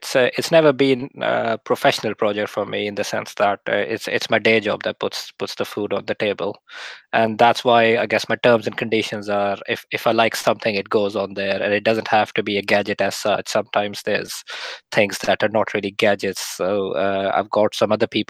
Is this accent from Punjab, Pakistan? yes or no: yes; Lahore, Punjab, Pakistan; moved away as an adult; now in United Kingdom; I was born in Lahore in Pakistan. And I lived there till I was 21